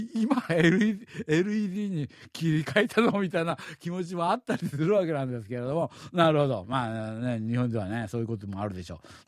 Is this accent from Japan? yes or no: no; Seoul, South Korea; 子供の時にチョンロに住んでました